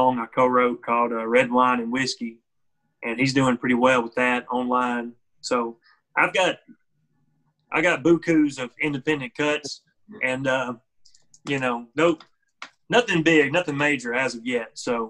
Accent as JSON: {"language": "English", "town": "Possum Trot", "region": "Tennessee", "country": "United States", "said": "I could tell them, oh, I'm an hour south of Nashville, or I could tell them I'm from Possum Trot, Tennessee."}